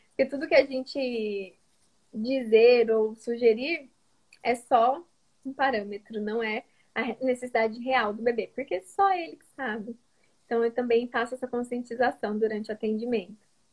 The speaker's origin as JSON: {"language": "Portuguese", "region": "interior of São Paulo", "country": "Brazil", "also_born_or_lived": "Maringá", "moved": "as an adult", "lives_now": "Santos, Brazil", "said": "eu não sou de Maringá, sou do interior de São Paulo, mas eu morava em Maringá durante o período da faculdade."}